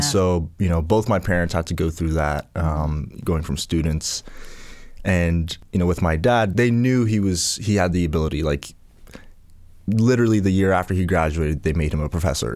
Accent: Port Hawkesbury, Nova Scotia, Canada; also born or lived in Ghana; Port Hawkesbury is where, where we landed and grew up

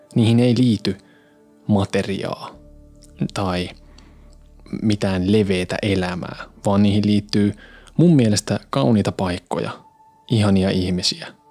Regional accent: Hyvinkää, Uusimaa, Finland; now in Tampere, Finland; Mä oon siis kotoisin vehkojalta Jyvinkäältä.

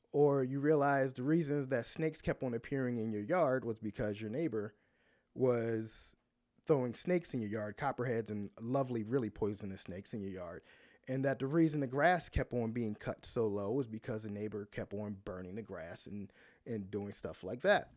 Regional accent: Baltimore, Maryland, United States; now in Atlanta, United States; I grew up in Baltimore, and I grew up in the city, not outside the city

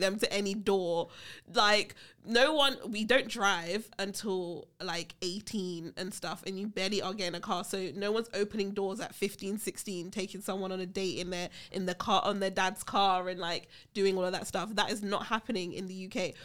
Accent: United Kingdom; I'm British

